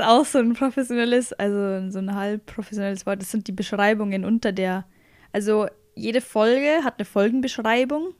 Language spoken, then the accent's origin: German; Bavaria, Germany; accent: Bavarian; mein Dialekt ist bayerisch